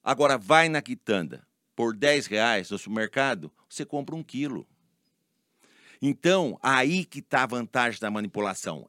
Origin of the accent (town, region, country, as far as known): Araras, São Paulo, Brazil; born or raised there; also born or lived in Leme, Brazil